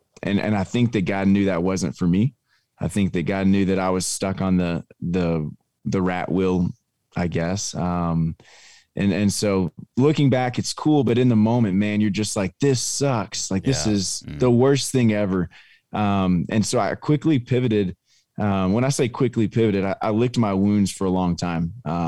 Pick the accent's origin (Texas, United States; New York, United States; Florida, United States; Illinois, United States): Texas, United States; Longview; Yeah, man, I don't know if we have time for that, but yeah, I grew up in Longview. My wife grew up in Hallsville, and we met in high school at church.